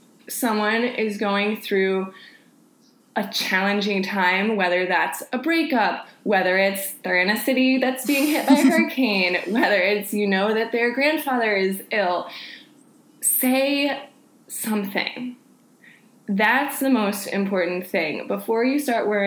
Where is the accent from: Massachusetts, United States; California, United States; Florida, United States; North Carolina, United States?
Florida, United States; Panama City; I'm from Panama City